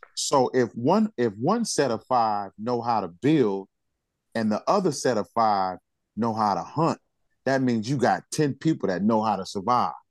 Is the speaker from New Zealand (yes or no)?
no; United States; I'm black and I'm American